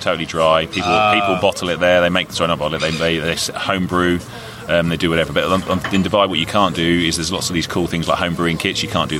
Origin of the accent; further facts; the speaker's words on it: England, United Kingdom; now in Christchurch, New Zealand; I'm English, married to a Kiwi